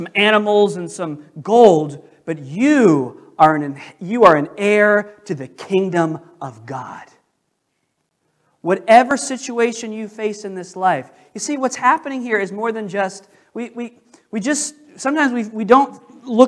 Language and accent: English; United States; I'm an American